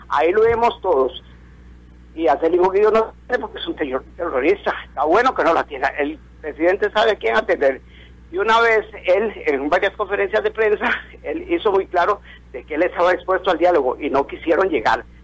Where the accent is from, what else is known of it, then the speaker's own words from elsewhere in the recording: Costa Rica; Yo como costarricense me siento defraudado